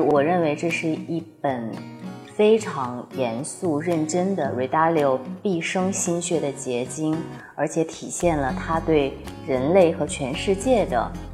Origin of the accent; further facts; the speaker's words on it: Heilongjiang, China; moved away; 我的家乡在黑龙江